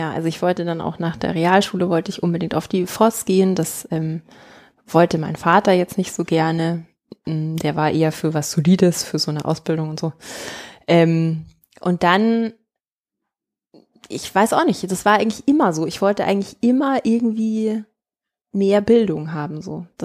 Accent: Markt Schwaben, Bavaria, Germany; das ist ganz ähm, interessant, weil das in Markt Schwaben, äh, wo ich herkomme.

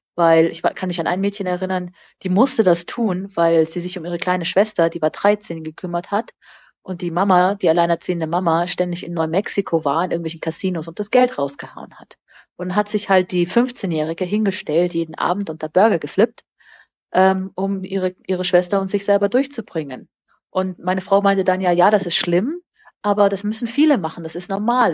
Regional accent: Germany; moved away as an adult; also born or lived in United States; für mich als Deutsche

